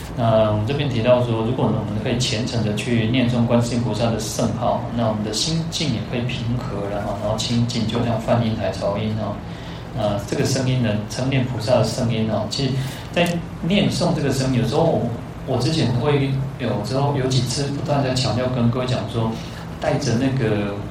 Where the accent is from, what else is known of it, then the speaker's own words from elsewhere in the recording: Taiwan; first language Taiwanese Hokkien; Chinese is a second language; 我的语言为什么会慢慢多了更多的台语的语言，因为他是我的母语，我从小是讲这个话长大的